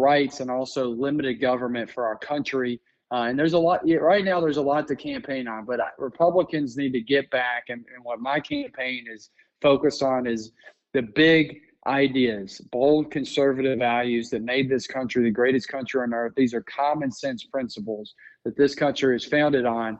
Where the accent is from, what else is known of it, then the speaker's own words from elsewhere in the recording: Georgia, United States; I grew up in Georgia.